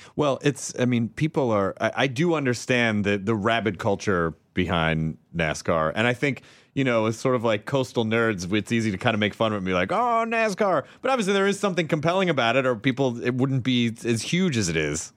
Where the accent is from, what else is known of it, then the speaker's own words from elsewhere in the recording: Memphis, Tennessee, United States; now in Los Angeles, United States; I grew up in, uh, Memphis, Tennessee